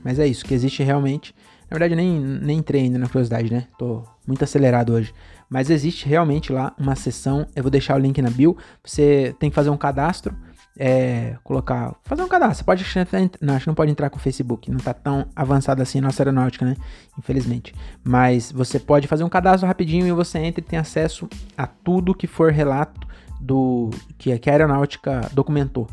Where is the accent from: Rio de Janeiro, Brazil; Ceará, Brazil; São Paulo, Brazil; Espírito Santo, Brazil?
São Paulo, Brazil; Francisco Morato; also born or lived in Cajamar; eu nasci em Morato